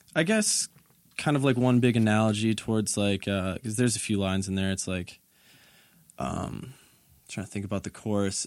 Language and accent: English; Conyers, Georgia, United States; moved away as an adult; also born or lived in Murfreesboro, Tennessee; I grew up in a suburb called uh, Conyers. It's probably like 45, maybe 30 minutes away from it